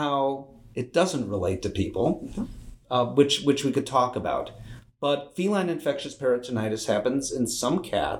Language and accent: English; Chicago, Illinois, United States; I am from Chicago.